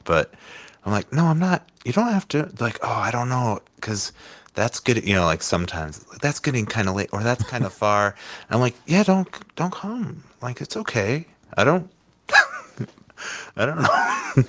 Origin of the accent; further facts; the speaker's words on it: Winneconne, Wisconsin, United States; also born or lived in Oshkosh, Wisconsin / Appleton, Wisconsin; I grew up outside of Winneconne, uh, and went to school in Oshkosh and then moved to Appleton for a quick two years and moved back to Oshkosh